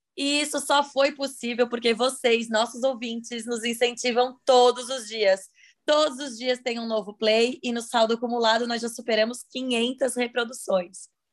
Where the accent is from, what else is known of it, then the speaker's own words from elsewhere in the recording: Santa Catarina, Brazil; sou de Santa Catarina